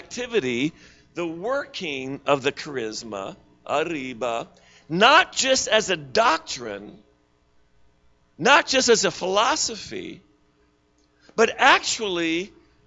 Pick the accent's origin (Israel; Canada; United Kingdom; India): Canada; Eastern Canada; also born or lived in Pennsylvania, United States; I'm Canadian, but I lived in Pennsylvania.